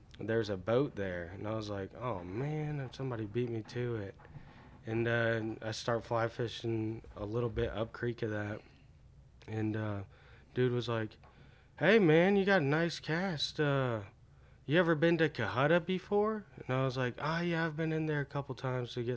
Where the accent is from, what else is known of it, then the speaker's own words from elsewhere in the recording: Cartersville, Georgia, United States; I grew up on the Etowah River, which is down in Cartersville.